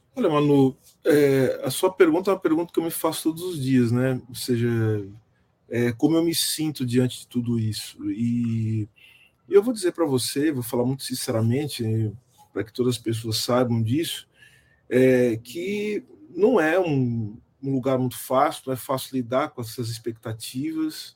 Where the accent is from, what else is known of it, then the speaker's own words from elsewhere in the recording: Brazil; nós somos enquanto brasileiros